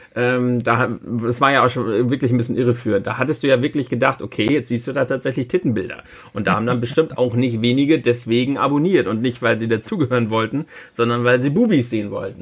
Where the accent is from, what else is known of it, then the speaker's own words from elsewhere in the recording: Germany; bei uns in Deutschland